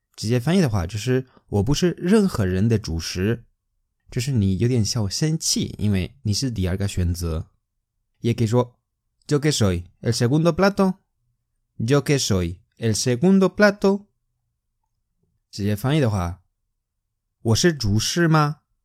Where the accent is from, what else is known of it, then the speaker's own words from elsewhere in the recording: Spain; Chinese is a second language; 我们西班牙人吃饭的时候和你们不一样的